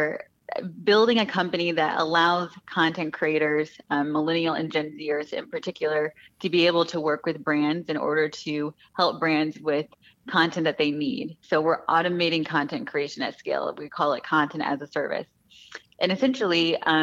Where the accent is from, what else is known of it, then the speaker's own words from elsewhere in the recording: just outside of Detroit, Michigan, United States; moved away as an adult; also born or lived in Los Angeles, California; I actually am from Michigan. I grew up just outside of Detroit